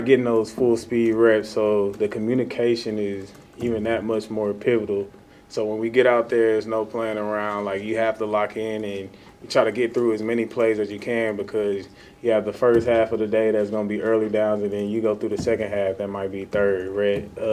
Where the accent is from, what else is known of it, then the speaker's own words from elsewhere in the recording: Texas, United States; moved away; I'm from Texas